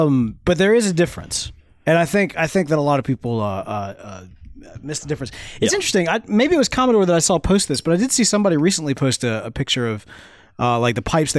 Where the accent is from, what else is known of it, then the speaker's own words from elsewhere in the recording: Mississippi, United States; We're from Mississippi